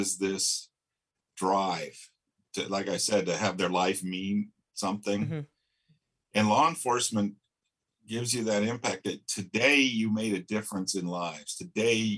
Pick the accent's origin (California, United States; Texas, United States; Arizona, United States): Arizona, United States; Flagstaff; I grew up around Navajos and Hopis in Flagstaff, Arizona